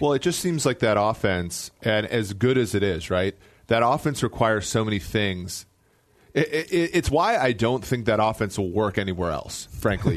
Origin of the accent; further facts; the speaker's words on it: Midwest, United States; Growing up in the Midwest my whole life